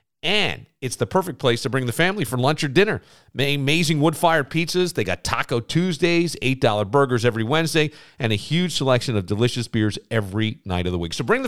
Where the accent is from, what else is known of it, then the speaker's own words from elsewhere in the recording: near Woodstock, New York, United States; growing up near Woodstock